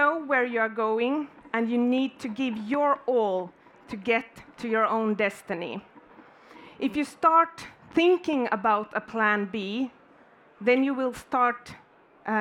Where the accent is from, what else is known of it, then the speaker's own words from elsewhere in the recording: Finland; I'm born and raised in Finland